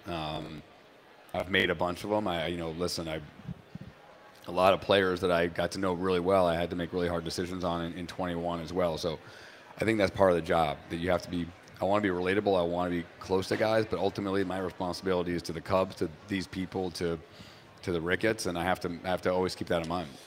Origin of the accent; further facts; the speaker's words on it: New Hampshire, United States; moved away; also born or lived in Boston; I grew up in New Hampshire